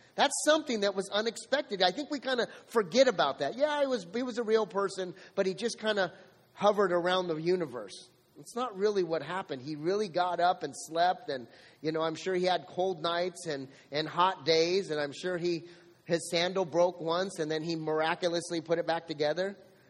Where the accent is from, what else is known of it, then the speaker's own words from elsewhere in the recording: Santa Barbara, California, United States; born there; now in Camarillo, United States; I was born in Santa Barbara, and I've lived all over California, basically trying to leave all the wreckage that I left from behind.